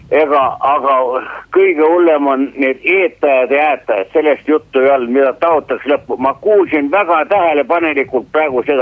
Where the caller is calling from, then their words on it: Pärnu, Pärnu County, Estonia; ma olen pensionär Pärnust